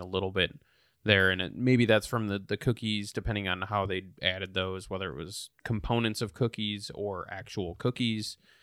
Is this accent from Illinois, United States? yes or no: no; Wisconsin, United States; moved away; craft, uh, craft beer spot in my hometown.